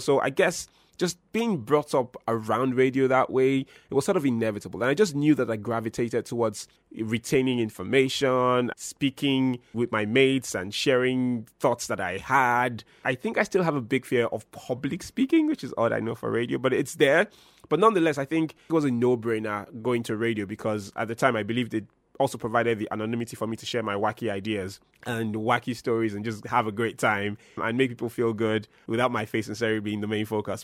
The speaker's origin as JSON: {"language": "English", "town": "Benin City", "region": "Edo", "country": "Nigeria", "tie": "born or raised there", "also_born_or_lived": "Lagos", "moved": "as an adult", "lives_now": "Abuja, Nigeria", "said": "I've gone to radio in twenty twelve in my hometown of Benin City, and I've moved across the country"}